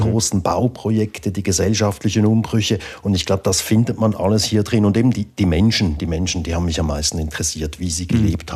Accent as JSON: {"language": "German", "town": "Baden", "region": "Aargau", "country": "Switzerland", "tie": "born or raised there", "said": "in der Gegend, wo ich aufgewachsen bin, in Baden im Aargau"}